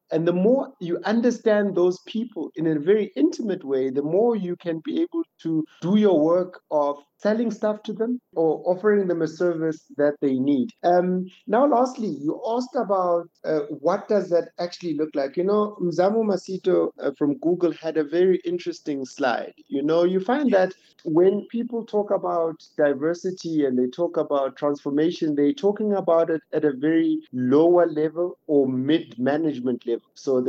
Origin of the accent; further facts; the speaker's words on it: Bryanston, Gauteng, South Africa; I'm a guy, I grew up in Bryanston, I live around Bryanston, I went to school up the road.